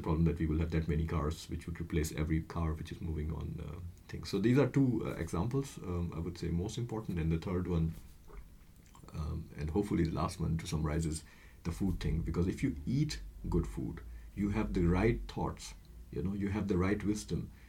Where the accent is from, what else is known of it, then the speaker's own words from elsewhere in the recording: India; moved away; I'm from India